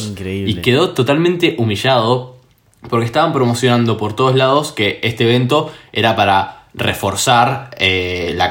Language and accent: Spanish; Argentina; los únicos que podemos burlar de los chilenos somos los argentinos.